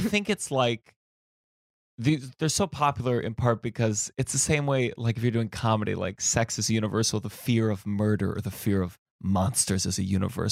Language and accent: English; New York, United States; as a New Yorker